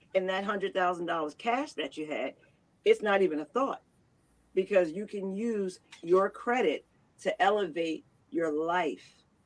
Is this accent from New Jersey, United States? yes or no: yes; Camden, New Jersey, United States; I'm from Camden as well, born and raised